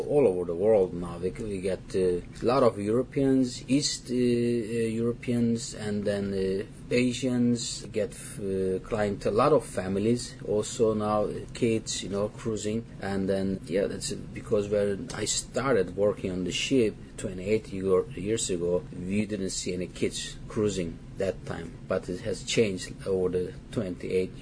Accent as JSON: {"language": "English", "country": "Turkey", "moved": "yes", "said": "I'm from Turkey"}